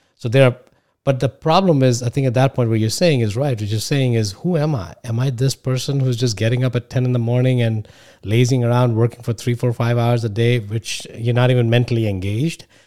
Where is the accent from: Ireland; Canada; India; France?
India; moved away as an adult; now in United States; I come from India. I went to the best colleges here.